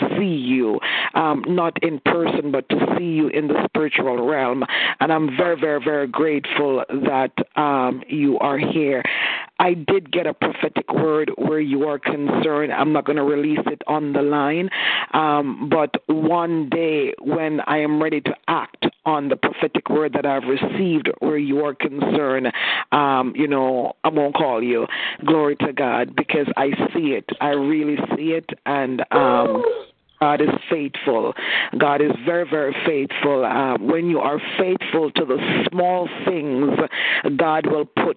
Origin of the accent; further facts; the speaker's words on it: Canada; I'm Canadian, so I take my shoes off